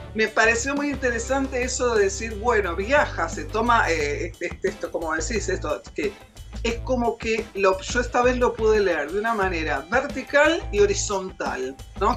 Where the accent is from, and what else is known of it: Argentina